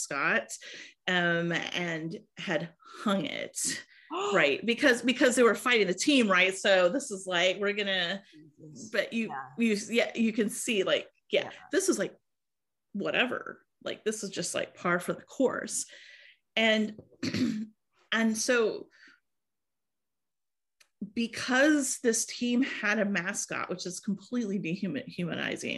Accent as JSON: {"language": "English", "region": "Iowa", "country": "United States", "tie": "born or raised there", "said": "I was born and raised in Iowa"}